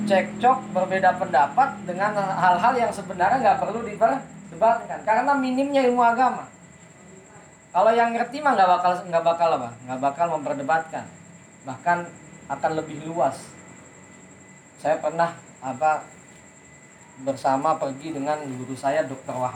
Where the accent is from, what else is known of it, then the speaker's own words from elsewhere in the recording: Jakarta, Indonesia; saya ini kan orang Jakarta udah sampai Jakarta